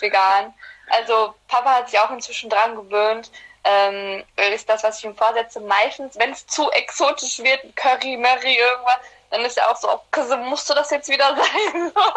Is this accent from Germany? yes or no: no; Black Sea Region, Turkey; wir kommen aus der Schwarzmeerregion